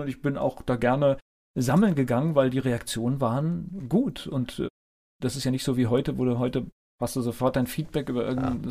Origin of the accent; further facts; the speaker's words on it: North Rhine-Westphalia, Germany; moved away; ich komme auch aus Nordrhein-Westfalen gebürtig